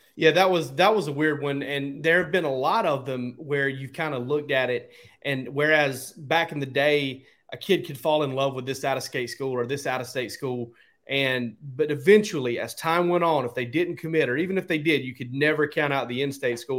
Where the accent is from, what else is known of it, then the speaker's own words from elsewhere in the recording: South Georgia, United States; I grew up in South Georgia where nothing was going on, an hour and a half from Jacksonville